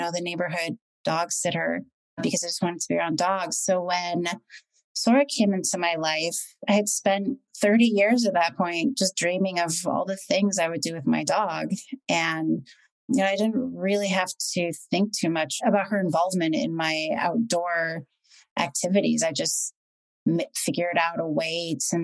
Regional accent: Washington, United States; I grew up in Washington.

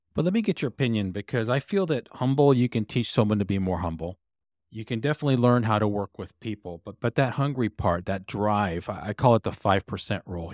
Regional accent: Texas, United States; I grew up in Texas

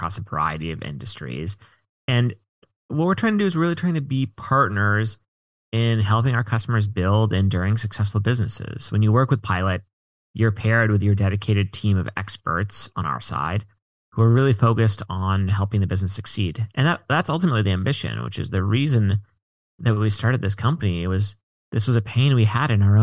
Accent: Washington, District of Columbia, United States; now in San Francisco, United States; I mostly grew up in the DC area, but my parents worked for the government

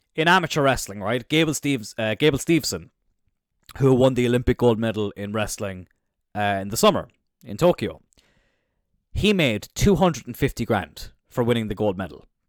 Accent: Cork, Munster, Ireland; I'm from Cork

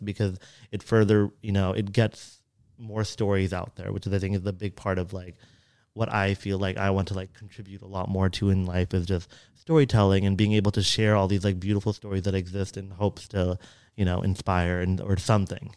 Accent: Fremont, California, United States; growing up in Fremont, which was very predominantly Asian

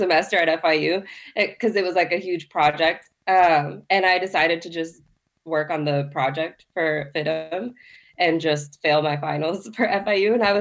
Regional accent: Miami, Florida, United States; I was raised in Miami

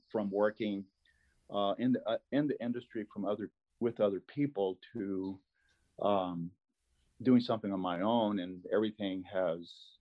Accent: Mexico; first language Spanish; English is a second language; moved away; also born or lived in United States / Australia / Colorado; I was born in Mexico on a really remote ranch. We were 5 hours from town

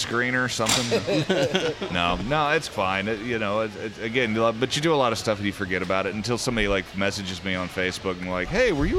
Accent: Northern US, United States; now in Birmingham, United States; I'm actually from the North. I'm a Yankee, but I've just been living here long enough, and it's where I keep all my stuff.

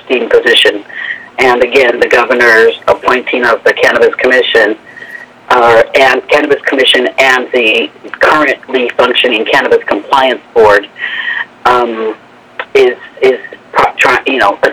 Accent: Chicago, Illinois, United States; now in Las Vegas, United States; I'm from Chicago originally

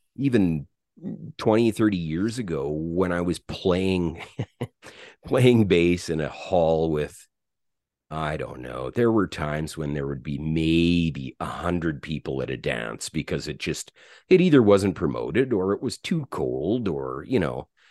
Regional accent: St. Albert, Alberta, Canada; also born or lived in Edmonton, Alberta; I was born in Edmonton, Alberta. And I grew up in a little town, uh, well, it, it's a city now, just outside of Edmonton called Saint Albert

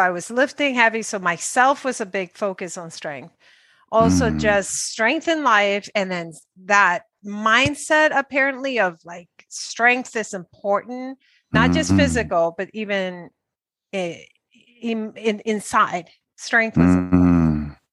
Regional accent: Dominican Republic; English is a second language; moved away; also born or lived in New York, United States; I came from Dominican Republic and I went to New York

